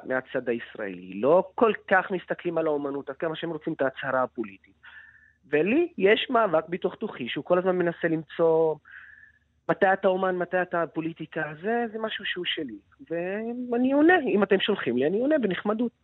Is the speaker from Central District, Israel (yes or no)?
yes; Lod, Central District, Israel